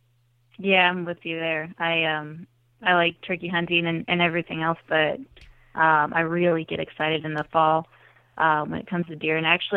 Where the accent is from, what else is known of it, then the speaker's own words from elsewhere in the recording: Iowa, United States; So I grew up in South Central Iowa, and I was able to stay kind of around the area. I moved a little closer to Des Moines, and grew up on a farm